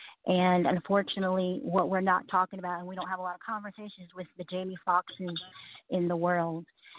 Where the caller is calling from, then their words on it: Columbus, Georgia, United States; I am from Columbus, Georgia.